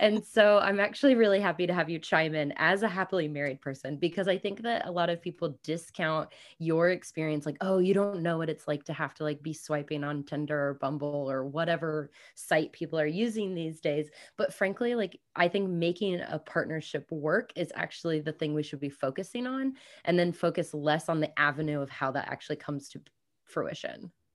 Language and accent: English; Kansas City, United States; moved away as an adult; also born or lived in New Zealand; I grew up in Kansas City, but I have been nomadic and working remotely for five plus years